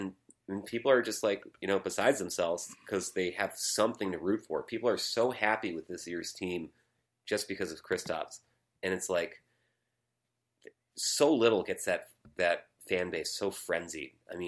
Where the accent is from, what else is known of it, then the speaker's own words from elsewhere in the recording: Massachusetts, United States; I'm from Massachusetts.